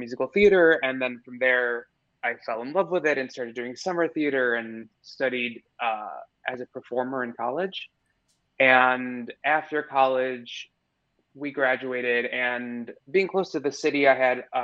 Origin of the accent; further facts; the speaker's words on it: suburbs south of Chicago, Illinois, United States; now in New York, United States; I grew up in the Midwest, in like the suburbs about 30 minutes south of Chicago